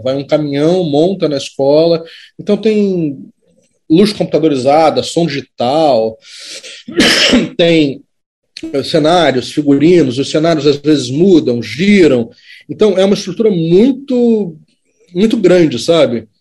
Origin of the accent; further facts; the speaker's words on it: Brazil; enquanto cidadão, enquanto brasileiro